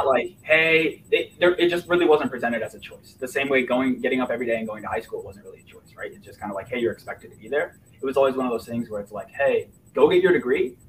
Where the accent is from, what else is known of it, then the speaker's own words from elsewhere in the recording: Fishers, Indiana, United States; also born or lived in Lafayette, Indiana; I was born and raised in Indiana. My parents divorced when I was 3, so I kind of had, you know, kind of a split upbringing. My mom lived in Fishers